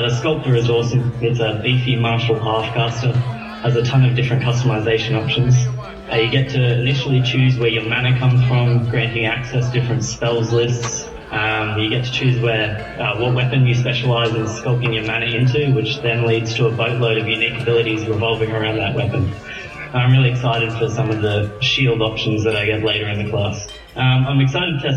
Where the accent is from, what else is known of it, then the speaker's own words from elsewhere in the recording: Australia; I am Australian